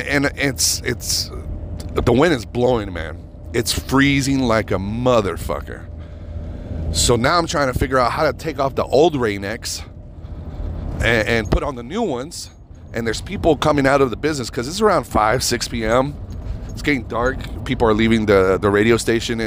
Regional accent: United States; I'm an American.

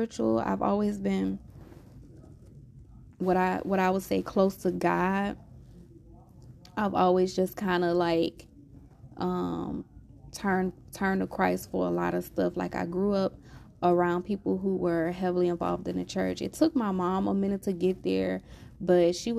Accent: Louisiana, United States; I'm from Louisiana

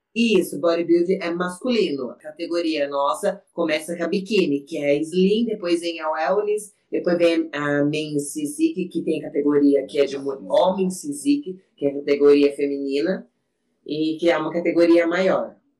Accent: Salto de Pirapora, São Paulo, Brazil; Eu sou do interior, para quem não sabe, eu sou do lado de Sorocaba, sou de Saltos de Pirapora

